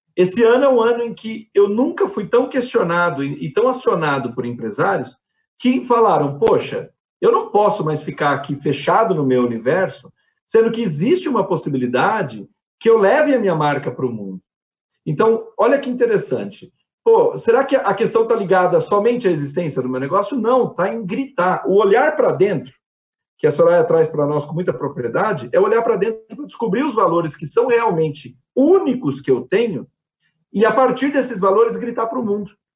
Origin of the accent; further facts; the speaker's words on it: Brazil; enquanto brasileiros